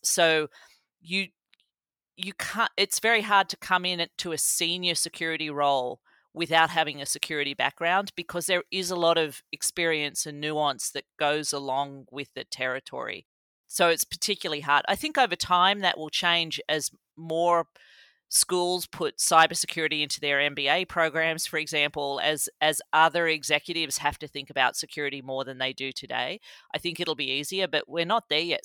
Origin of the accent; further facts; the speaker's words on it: Australia; moved away as an adult; now in Columbus, United States; I grew up in Australia, in the country, in the seventies and eighties